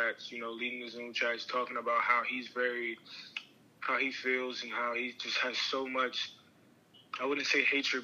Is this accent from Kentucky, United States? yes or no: no; Washington, District of Columbia, United States; from D.C.